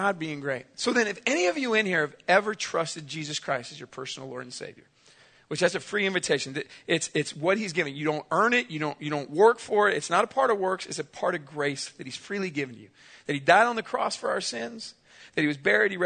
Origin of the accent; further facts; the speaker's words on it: San Diego, California, United States; I grew up in San Diego, California.